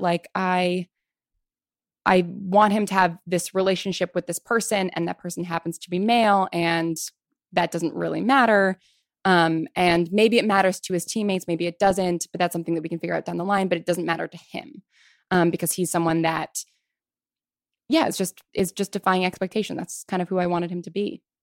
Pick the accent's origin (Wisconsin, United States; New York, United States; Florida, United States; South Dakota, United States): New York, United States; Westchester County; moved away as an adult; also born or lived in Manhattan, New York / Piedmont, California / Virginia; I grew up in Westchester County